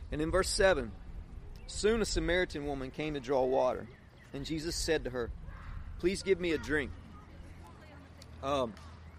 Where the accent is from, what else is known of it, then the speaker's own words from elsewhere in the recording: Eden, North Carolina, United States; my hometown, Eden